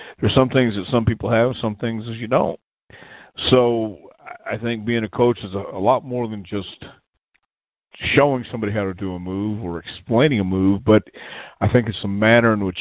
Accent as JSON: {"language": "English", "town": "El Paso", "region": "Texas", "country": "United States", "tie": "born or raised there", "also_born_or_lived": "Houston, Texas", "said": "But I grew up in El Paso, Texas"}